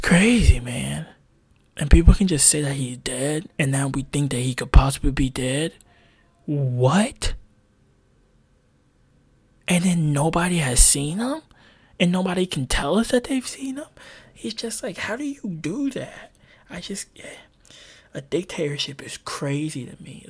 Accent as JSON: {"language": "English", "country": "United States", "tie": "born or raised there", "said": "I am very thankful to be born in America."}